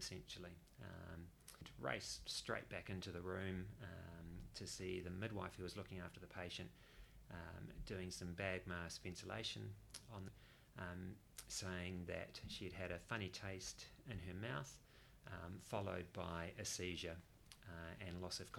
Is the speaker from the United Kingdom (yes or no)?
no; New Zealand; moved away as an adult; now in Perth, Australia; I'm a New Zealander originally and moved to Perth in 2006